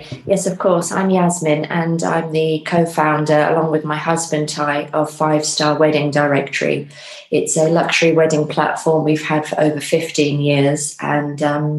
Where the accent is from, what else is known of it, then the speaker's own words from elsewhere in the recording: Bournemouth, South West England, United Kingdom; also born or lived in Iran / London; So my mum is English and my dad is Persian. And I was born in Bournemouth. And then after being born in Bournemouth, we went to Iran to live there.